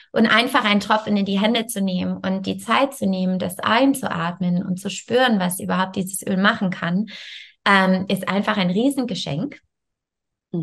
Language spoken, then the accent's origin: German; Canada; German is a second language; moved away as an adult; also born or lived in France; now in Germany; Ich komme ursprünglich aus Kanada ähm, und ich wohne in Deutschland ungefähr jetzt, äh, ich denke, 14 Jahre